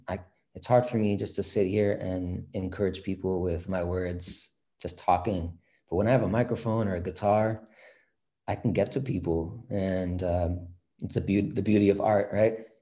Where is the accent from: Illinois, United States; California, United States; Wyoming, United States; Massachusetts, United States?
California, United States; San Francisco; growing up in the Bay Area, San Francisco specifically